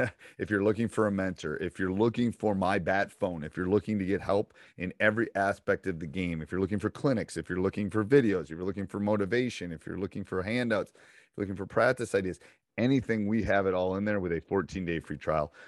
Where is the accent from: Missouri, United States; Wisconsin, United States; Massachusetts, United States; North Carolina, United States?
Wisconsin, United States; Madison; I live literally like five minutes from University of Wisconsin. I'm from Madison.